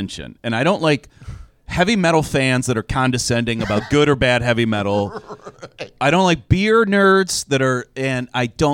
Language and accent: English; Cleveland, Ohio, United States; growing up in Cleveland